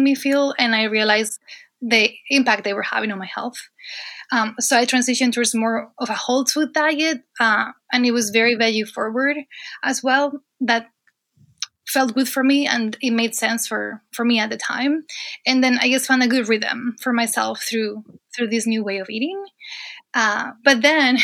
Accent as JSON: {"language": "English", "region": "Asturias", "country": "Spain", "tie": "born or raised there", "moved": "as an adult", "lives_now": "United States", "said": "So I am originally from Spain, actually from northern Spain, a region called Asturias."}